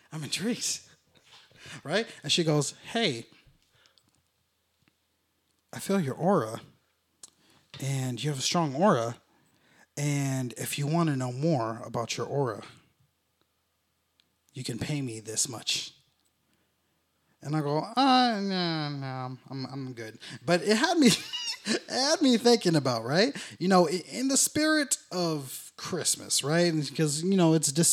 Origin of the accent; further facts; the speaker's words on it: San Jose, California, United States; moved away; I'm from San Jose